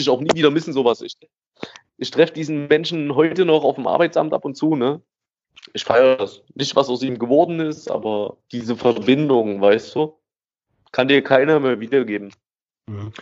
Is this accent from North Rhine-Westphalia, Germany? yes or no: no; Gera, Thuringia, Germany; ich bin in Lusan aufgewachsen. Ähm, das ist ein Bezirk, größte Trabantenstadt, so, die es hier gibt